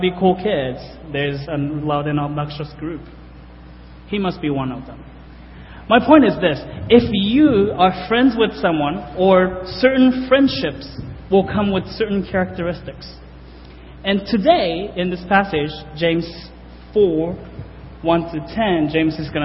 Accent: Japan; moved away as an adult; now in United States; I'm from Japan. I grew up in Japan, graduated high school in Japan, and came over to the States in 2008

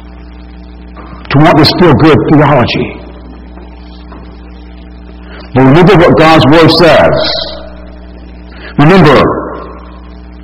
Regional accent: Alabama, United States; as a non-believer growing up in Alabama

